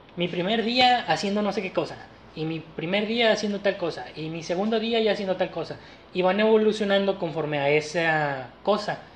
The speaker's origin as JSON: {"language": "Spanish", "country": "Mexico"}